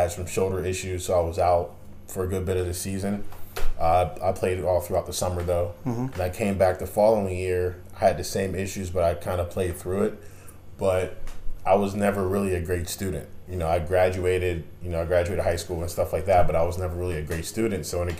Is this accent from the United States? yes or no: yes; Ambridge, Pennsylvania, United States; I'm from Ambridge, Pennsylvania, so I'm about an hour 10 minutes from Bethany.